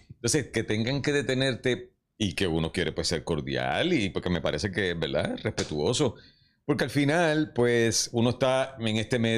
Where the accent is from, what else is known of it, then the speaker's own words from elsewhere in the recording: Puerto Rico; Somos dramáticos los puertorriqueños